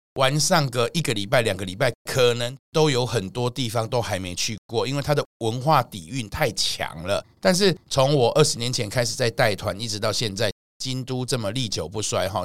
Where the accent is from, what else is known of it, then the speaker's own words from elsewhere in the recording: Taiwan; 而我们台湾人到某个地方，好像要去看看他那边的夜生活